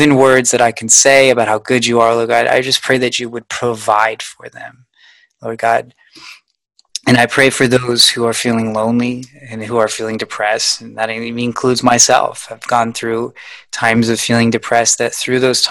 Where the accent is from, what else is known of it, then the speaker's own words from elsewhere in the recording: United States; As an American